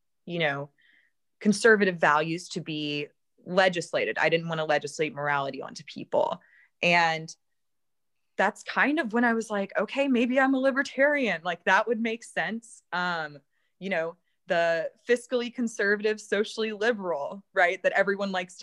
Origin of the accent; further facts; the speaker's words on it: Baton Rouge, Louisiana, United States; my hometown